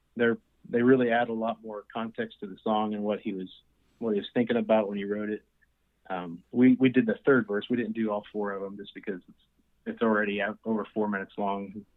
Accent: Emporia, Kansas, United States; I was born and raised in Kansas, a small town in between Kansas City and Wichita, uh, called Emporia

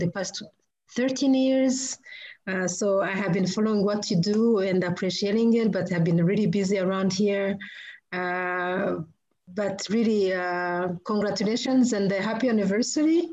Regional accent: Rwanda; moved away as an adult; now in United States; I come from Rwanda

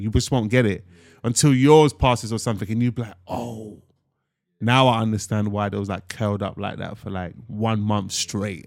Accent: London, United Kingdom; I'm from North London, Tottenham, Broad Water Farm to be specific.

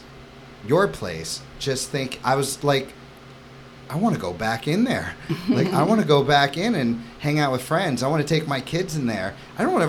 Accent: New York City, New York, United States; moved away; I come from New York City.

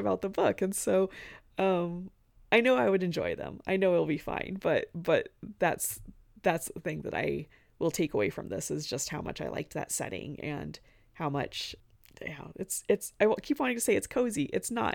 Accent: the American West, United States; I'm from the West

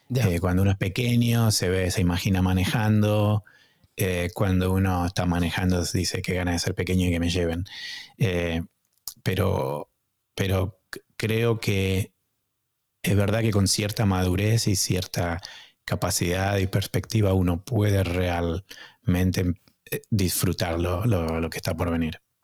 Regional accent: Argentina; moved away as an adult; also born or lived in United States; now in Boston, United States; cuando emigré de la Argentina estuve solo, y, pero vine a Estados Unidos a estudiar

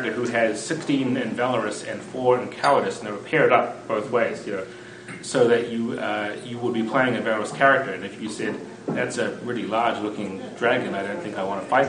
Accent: New Zealand; moved away as an adult; now in United States; I grew up in New Zealand

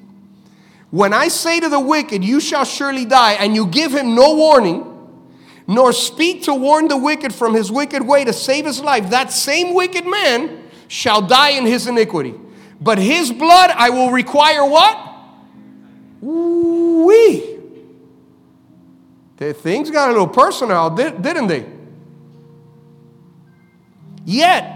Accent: Miami, Florida, United States; we're from Miami

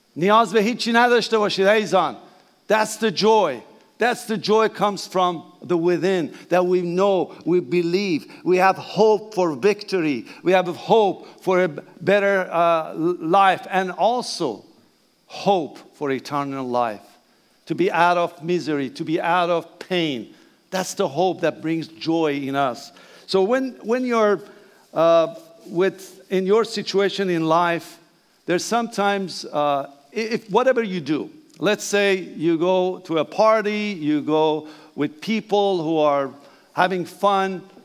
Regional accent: Iran; English is a second language; moved away; Please bear my accent, that's okay. I'm Persian

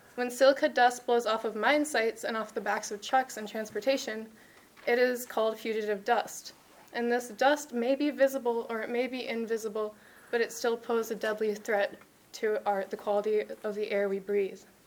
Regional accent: Sparta, Wisconsin, United States; I grew up in Sparta

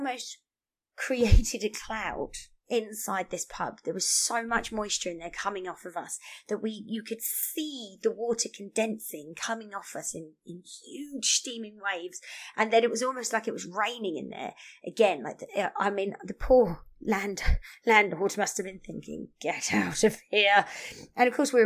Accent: United Kingdom; now in Canada; I'm British

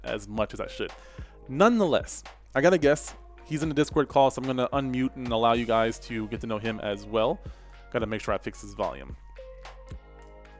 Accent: New Jersey, United States; I was born in New Jersey

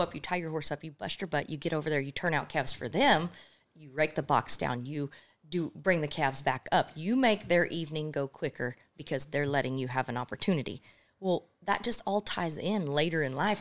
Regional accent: Illinois, United States; moved away; also born or lived in Oklahoma; I grew up in Illinois.

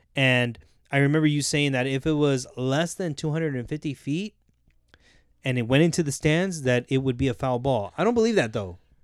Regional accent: Southern California, United States; We grew up in Southern California.

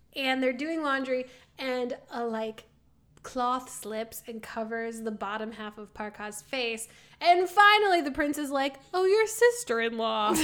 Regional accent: Midwest, United States; we're from the Midwest.

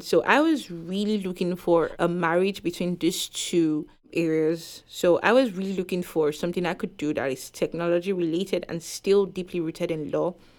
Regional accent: Nigeria; moved away as an adult; now in Concord, United States; I came from Nigeria where we are all the same race

